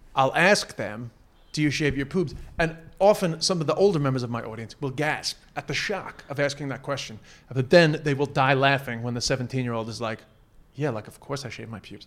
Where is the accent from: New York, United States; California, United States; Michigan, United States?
New York, United States; moved away as an adult; I've moved back to the United States in the last five years, 'cause I'm from New York originally